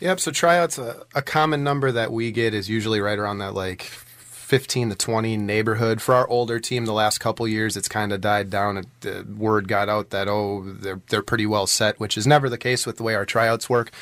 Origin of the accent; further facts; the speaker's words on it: Allenton, Wisconsin, United States; moved away as an adult; now in West Bend, United States; I grew up in Allenton, um, which is, uh, on the Dodge County side of Allenton